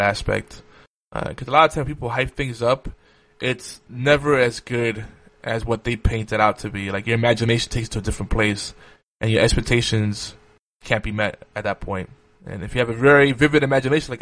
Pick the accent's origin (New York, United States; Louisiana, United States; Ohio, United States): New York, United States; New York City; I grew up in Hell's Kitchen